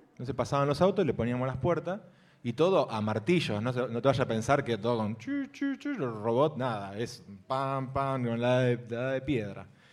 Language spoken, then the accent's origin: Spanish; Arroyo Seco, Santa Fe, Argentina; vengo de una ciudad que se llama Arroyo Seco